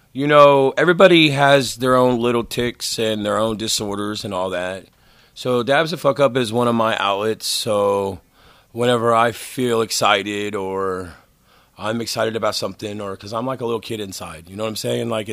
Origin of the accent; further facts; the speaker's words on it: Broken Arrow, Oklahoma, United States; I am from Broken Arrow